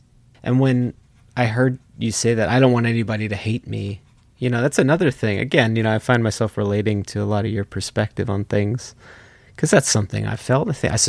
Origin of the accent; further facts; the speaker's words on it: East Coast, United States; moved away; I grew up on the East Coast